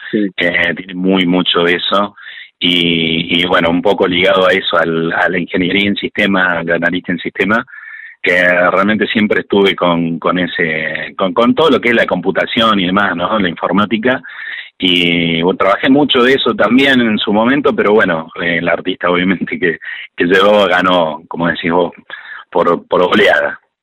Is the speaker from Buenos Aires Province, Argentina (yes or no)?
no; Córdoba, Argentina; nosotros somos de aquí de Córdoba, capital